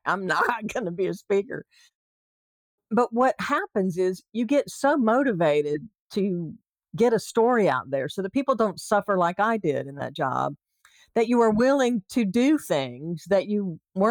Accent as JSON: {"language": "English", "region": "the South", "country": "United States", "moved": "yes", "lives_now": "California, United States", "said": "I might be a Southerner in California"}